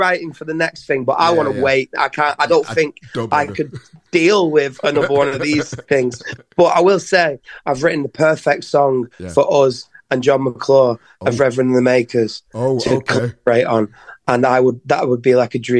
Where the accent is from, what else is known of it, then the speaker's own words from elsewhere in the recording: Leigh, North West England, United Kingdom; the town we're from, Lee, is so like proud of Lee